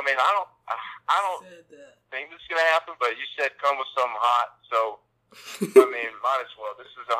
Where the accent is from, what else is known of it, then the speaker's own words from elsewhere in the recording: Atlanta, Georgia, United States; my hometown Atlanta Falcons